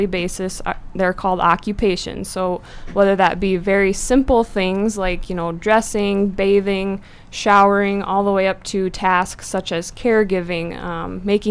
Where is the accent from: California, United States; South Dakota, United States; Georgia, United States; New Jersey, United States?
South Dakota, United States; Presho; also born or lived in Vermillion, South Dakota; now in Brookings, United States; I'm originally from Presho, South Dakota